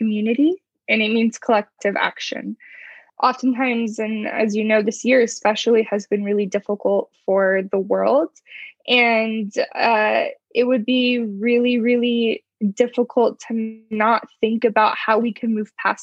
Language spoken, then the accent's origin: English; United States; someone who grew up and was born in the U.S. as a U.S. citizen